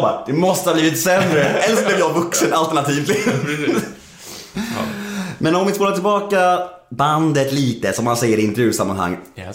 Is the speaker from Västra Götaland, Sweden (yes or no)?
no; Gustavsberg, Stockholm County, Sweden; moved away as an adult; also born or lived in Södermalm, Stockholm; jag är född på Södermalm första sju åren. Ja. När jag var sju år flyttade jag till Värmdö. Ja. Bodde där tills jag var 20.